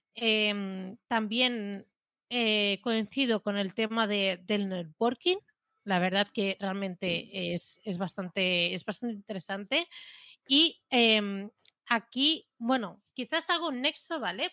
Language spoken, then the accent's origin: Spanish; Catalonia, Spain; más siendo catalanas